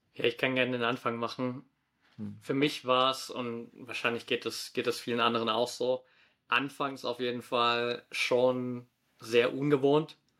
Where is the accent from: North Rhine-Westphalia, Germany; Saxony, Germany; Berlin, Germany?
Saxony, Germany; near Dresden; moved away as an adult; also born or lived in Australia; now in Valencia, Spain; komme ursprünglich aus der Nähe von Dresden